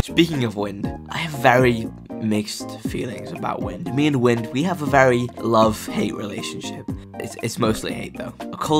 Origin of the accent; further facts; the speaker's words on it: United Kingdom; I'm British